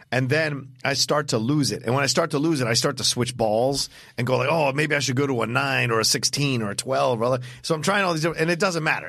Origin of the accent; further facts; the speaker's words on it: Southern Virginia, United States; grew up in Southern Virginia